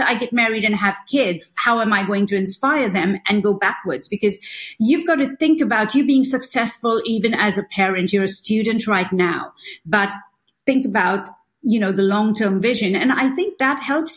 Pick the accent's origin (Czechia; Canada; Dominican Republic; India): India; Mumbai, Maharashtra; moved away; also born or lived in Italy / Los Angeles, United States; I was born in India